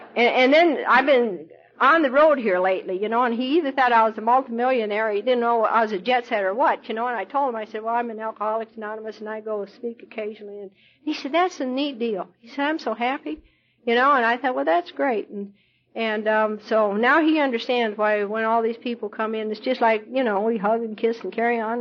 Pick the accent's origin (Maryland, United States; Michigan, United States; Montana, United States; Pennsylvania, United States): Montana, United States; also born or lived in Idaho / Colorado; now in Louisville, United States; I was born in Idaho and I was raised in Montana. Lived on a cattle ranch and, and rode my horse to school when I was a kid.